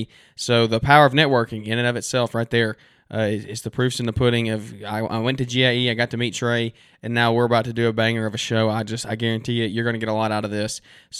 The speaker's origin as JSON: {"language": "English", "town": "Birmingham", "region": "Alabama", "country": "United States", "said": "I'm from Birmingham, so we don't have any professional sports around us."}